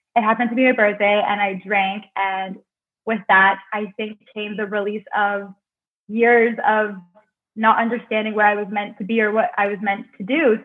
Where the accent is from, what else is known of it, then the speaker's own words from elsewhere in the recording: Cornwall, Ontario, Canada; moved away as an adult; to get out of Cornwall, my hometown.